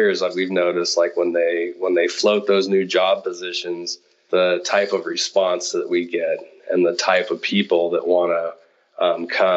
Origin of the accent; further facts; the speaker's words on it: Nevada City, California, United States; now in Downieville, United States; I grew up in Nevada City, which is a little bit south of Downieville